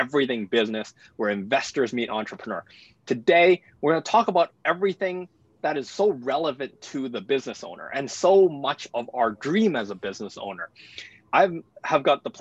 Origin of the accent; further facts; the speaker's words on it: Vancouver, British Columbia, Canada; I'm from Vancouver, so I've seen, you know, I've done business in Vancouver most of my life